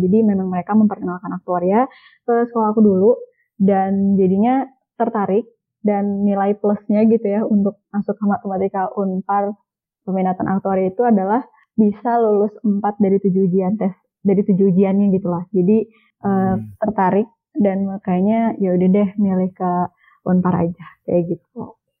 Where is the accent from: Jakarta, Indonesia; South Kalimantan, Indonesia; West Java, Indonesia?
West Java, Indonesia; Cimahi; Cimahi sebenarnya kota Cimahi